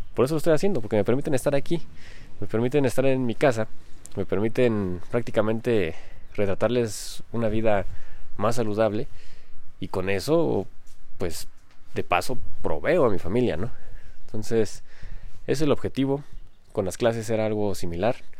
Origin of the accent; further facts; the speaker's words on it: Mexico; soy mexicano